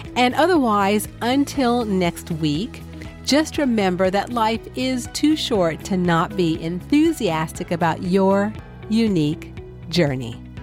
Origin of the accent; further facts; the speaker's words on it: California, United States; moved away; when I was young, I grew up in California